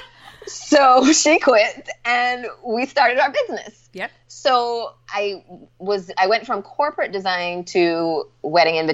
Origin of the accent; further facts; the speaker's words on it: Barbados; moved away; also born or lived in Atlanta; I was born and raised in Barbados.